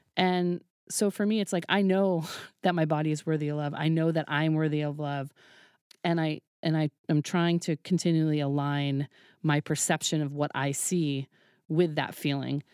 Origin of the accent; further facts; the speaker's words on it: Woods Hole, Massachusetts, United States; moved away; I grew up in Woods Hole, which was, like, a very liberal, tiny little pocket